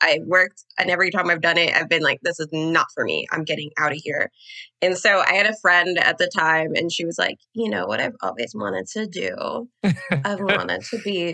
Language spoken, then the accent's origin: English; Trinidad & Tobago; I'm Trinidadian.